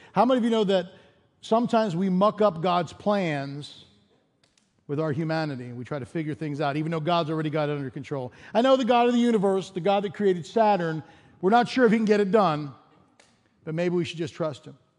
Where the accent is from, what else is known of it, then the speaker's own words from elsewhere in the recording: East Coast, United States; moved away as an adult; also born or lived in Chicago / Denver; I grew up in the East Coast, and then I spent about ten years in Chicago.